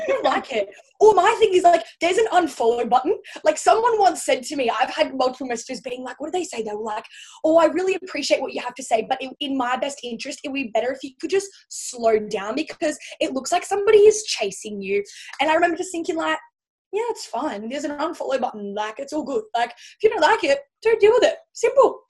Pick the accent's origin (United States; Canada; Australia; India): Australia; Central Coast, New South Wales; moved away as an adult; now in Gold Coast, Australia; originally from the Central Coast. So it's kind of like smack bang in between Sydney and Newcastle.